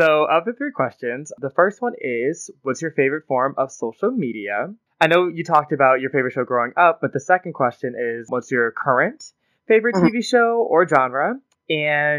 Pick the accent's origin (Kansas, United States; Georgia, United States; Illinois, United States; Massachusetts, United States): Georgia, United States; Atlanta; I'm from Atlanta